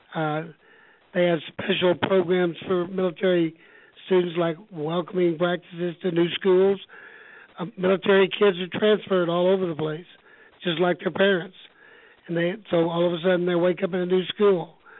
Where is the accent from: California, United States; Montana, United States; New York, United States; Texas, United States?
Texas, United States; Houston; also born or lived in Austin; I'm a native Texan, born and raised in Houston